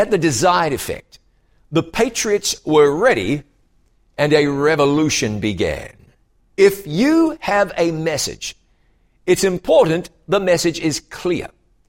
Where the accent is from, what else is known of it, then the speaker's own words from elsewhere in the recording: New Zealand; now in United States; to the United States from another part of the world, my home country, you know, is New Zealand. So I have a lot in common with Canadians.